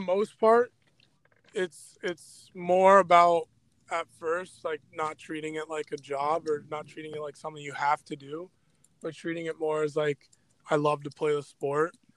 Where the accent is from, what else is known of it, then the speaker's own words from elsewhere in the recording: Anchorage, Alaska, United States; also born or lived in Colorado; the Anchorage North Stars, which is my hometown here